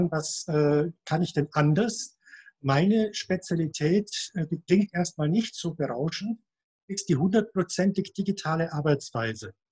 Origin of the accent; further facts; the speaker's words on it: Munich, Bavaria, Germany; born there; hier in der Nähe von Mühldorf, gebürtiger Münchner